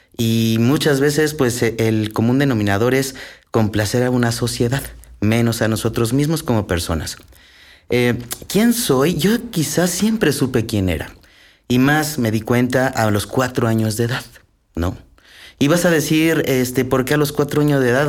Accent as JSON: {"language": "Spanish", "region": "Aguascalientes", "country": "Mexico", "tie": "born or raised there", "said": "yo soy originario de Aguascalientes, allá nací"}